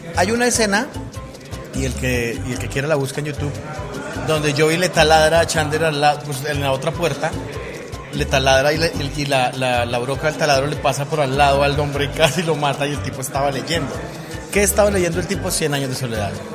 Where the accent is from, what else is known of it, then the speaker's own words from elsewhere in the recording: Colombia; Soy un mal colombiano